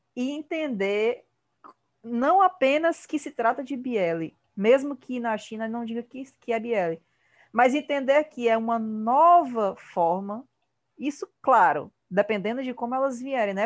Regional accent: Ceará, Brazil; Eu sou, eu sou cearense, eu falo de um jeito meio esquisito

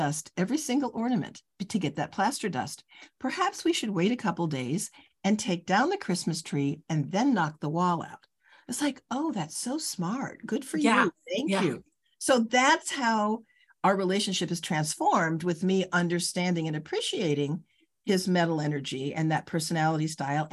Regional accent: Los Angeles, California, United States; moved away as an adult; also born or lived in Chicago; LA, which is, you know, where I grew up

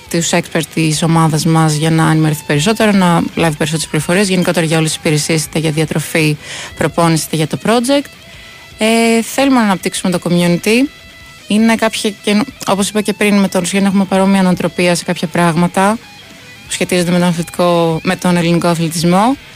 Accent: Larissa, Thessaly, Greece; moved away as an adult; also born or lived in Athens; Είμαι από Λάρισα, οπότε ξεκίνησα σε ομαδε εκει φιλαθλητικός ε

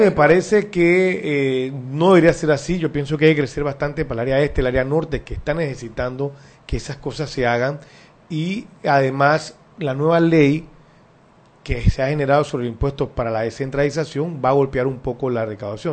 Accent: Panama; seguiré siendo panameño que ama este país

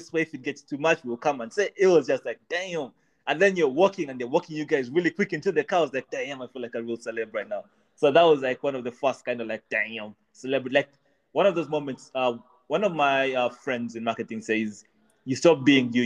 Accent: Uganda; also born or lived in Kenya; now in United Kingdom; I grew up in Uganda

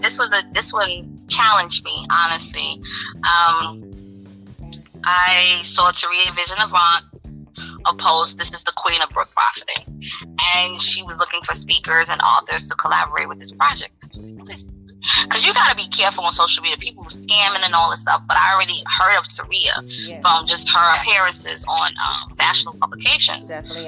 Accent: New York City, New York, United States; New York City, my hometown.

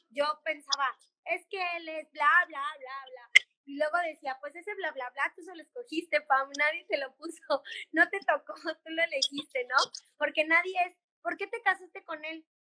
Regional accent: Mexico; moved away as an adult; pero si México es hermoso y en mi país nunca voy a ser turista y tengo todo en mi país para salir adelante

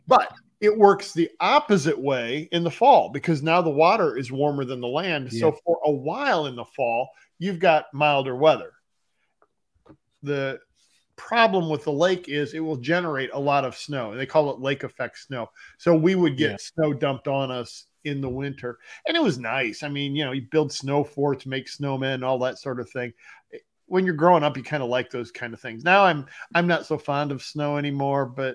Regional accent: northern Ohio, United States; also born or lived in Bowling Green, Ohio / Cincinnati, Ohio; I grew up in the United States in Ohio. And it was in northern Ohio

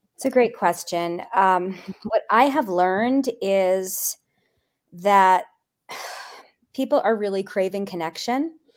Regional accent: East Coast, United States; I grew up in the East Coast

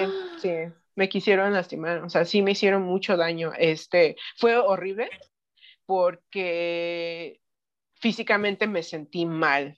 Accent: Knoxville, Tennessee, United States; moved away as an adult; also born or lived in Mexico City, Mexico; now in Paracho, Mexico; yo nací en la Ciudad de México, mi familia es de aquí, de la Ciudad de México, pero crecí en Estados Unidos, en una ciudad que se llama Knoxville, Tennessee. Eh, estuve ahí hasta como los 18 años

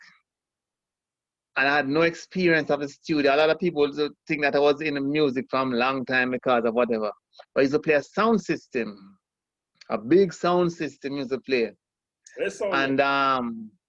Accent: Kingston, Jamaica; I grew up in Kingston 20

